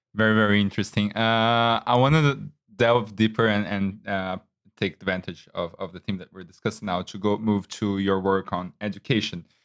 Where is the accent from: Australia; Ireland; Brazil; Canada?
Brazil; I am from Brazil